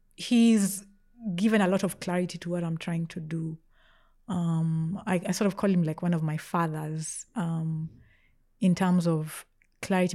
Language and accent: English; Nairobi, Kenya; also born or lived in Australia / Meru; mostly grew up in Nairobi